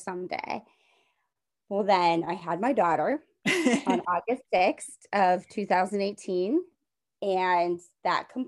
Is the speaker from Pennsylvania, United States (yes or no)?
yes; Monessen, Pennsylvania, United States; I grew up in Manassas, Pennsylvania. It's a small town south of Pittsburgh